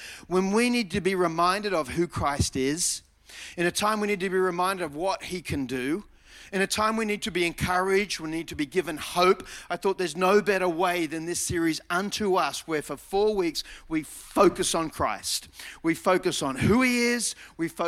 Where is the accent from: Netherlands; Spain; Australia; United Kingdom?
Australia; Mona Vale, New South Wales; I grew up in Mona Vale, born at Manly Hospital